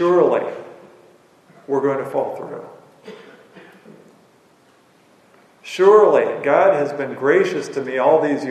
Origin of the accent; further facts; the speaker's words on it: Illinois, United States; I grew up on the Mississippi River